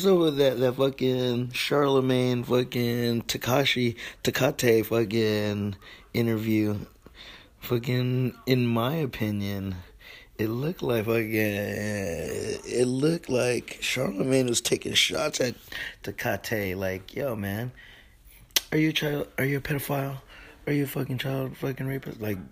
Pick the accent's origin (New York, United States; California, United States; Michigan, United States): California, United States; I'm like a Californian. We some tropical people